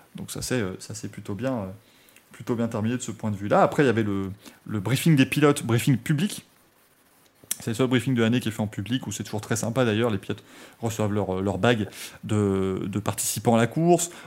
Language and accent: French; France; je viens de France